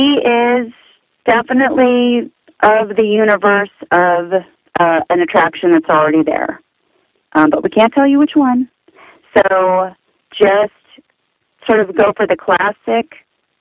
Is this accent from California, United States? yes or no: yes; Southern California, United States; growing up in Southern California